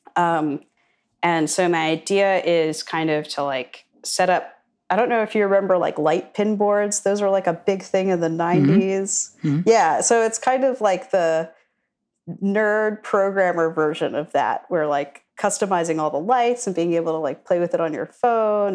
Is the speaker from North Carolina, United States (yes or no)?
no; suburbs right outside of Washington D.C., Virginia, United States; also born or lived in Sullivan County, Pennsylvania; now in Charlottesville, United States; I'm from uh, the Burbs in right outside of Washington D.C. So I am from Virginia originally, but I've moved within Virginia